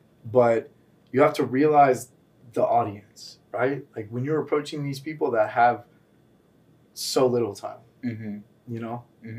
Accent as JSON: {"language": "English", "town": "Atlanta", "region": "Georgia", "country": "United States", "tie": "born or raised there", "also_born_or_lived": "Decatur, Georgia", "moved": "as an adult", "lives_now": "Miami, United States", "said": "Born and raised in Atlanta, Georgia."}